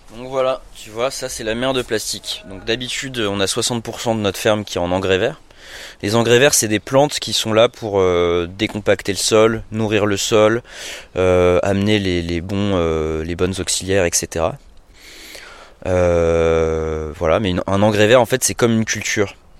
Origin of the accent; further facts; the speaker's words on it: Paris, Île-de-France, France; moved away as an adult; also born or lived in New York / Montreal; je suis à, la base, je suis parisien